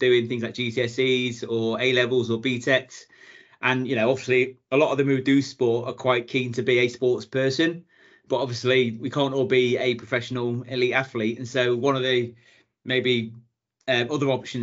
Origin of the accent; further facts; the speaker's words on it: Ellesmere Port, North West England, United Kingdom; moved away as an adult; also born or lived in Chester / Bangor, Wales / London; Originally, born in Chester, grew up in Ellesmere Port, sort of at the bottom of the Wirral.